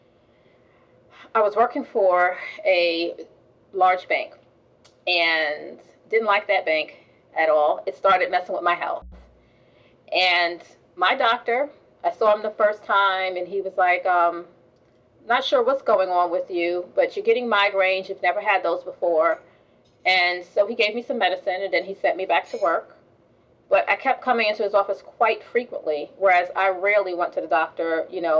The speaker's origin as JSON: {"language": "English", "region": "New York", "country": "United States", "tie": "born or raised there", "said": "I grew up in New York"}